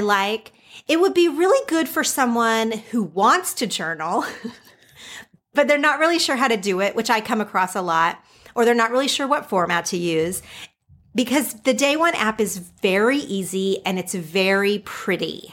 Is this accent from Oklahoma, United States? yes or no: yes; Oklahoma, United States; now in California, United States; growing up in Oklahoma and living in California